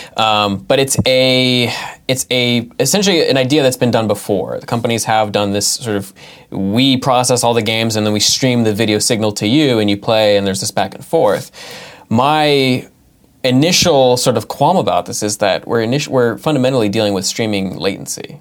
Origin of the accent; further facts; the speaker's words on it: California, United States; now in Massachusetts, United States; nine four nine, which is where, uh, I, I grew up in California